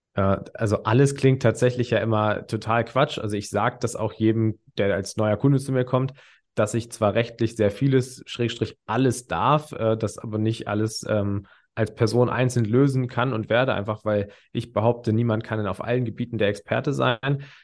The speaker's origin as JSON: {"language": "German", "area": "near Hanover", "region": "Lower Saxony", "country": "Germany", "said": "Ich komme jetzt aus der Nähe Hannover"}